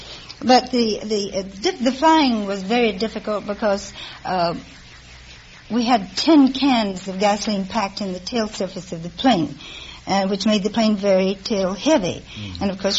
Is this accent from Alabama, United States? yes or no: yes; Alabama, United States; I'm from Alabama.